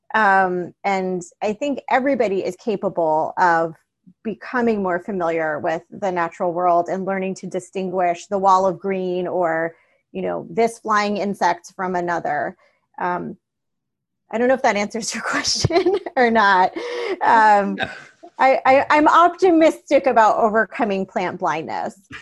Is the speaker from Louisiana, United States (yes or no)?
no; Miami, Florida, United States; I grew up in Miami